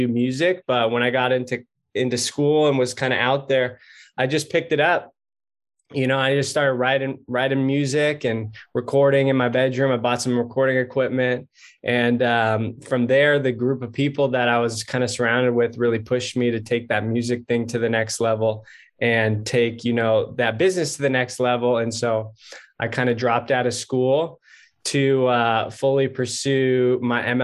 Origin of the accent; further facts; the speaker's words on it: Southern California, United States; also born or lived in San Diego, California; I grew up in California, Southern California kid